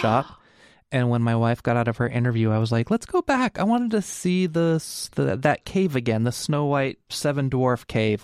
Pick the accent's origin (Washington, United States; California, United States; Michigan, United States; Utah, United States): California, United States; Fresno; now in Portland, United States; I grew up in Fresno, California, and we had Storyland